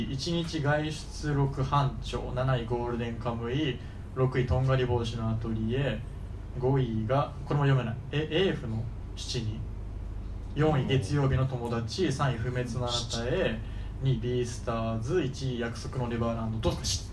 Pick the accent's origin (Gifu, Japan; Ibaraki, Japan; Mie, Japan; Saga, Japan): Gifu, Japan; now in Tokyo, Japan; 地元は岐阜なんですけど、その、岐阜で、まだ、あの、東京に来る前の時